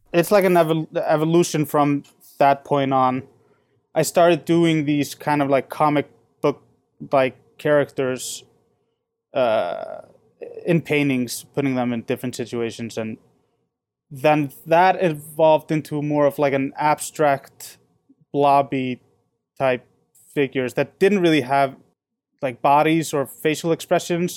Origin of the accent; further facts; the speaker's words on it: Reykjavik, Capital Region, Iceland; also born or lived in San Francisco; now in Chicago, United States; I'm from Reykjavik, which is the biggest city